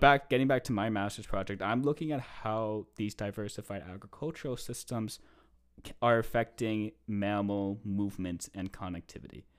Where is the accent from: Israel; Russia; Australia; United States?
United States; East Coast; now in Canada; I am originally from the States